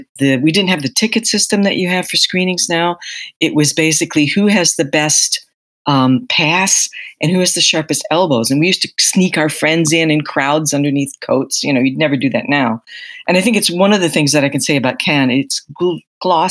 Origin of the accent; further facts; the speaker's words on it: United States; moved away as an adult; now in London, United Kingdom; I'm an American journalist. I've been living in London since the mid-80s.